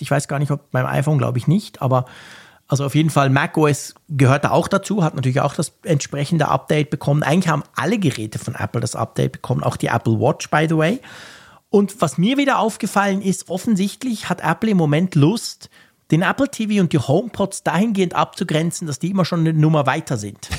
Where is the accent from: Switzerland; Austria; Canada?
Switzerland; Ich als Schweizer